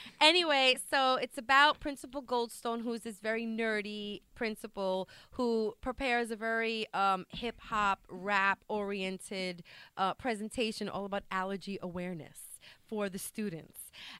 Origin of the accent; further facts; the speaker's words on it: New York City, New York, United States; my elementary school growing up in South Brooklyn.